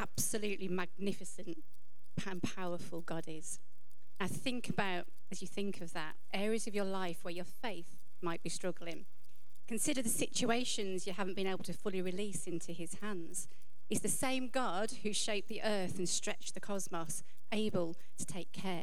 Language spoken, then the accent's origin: English; United Kingdom; as British people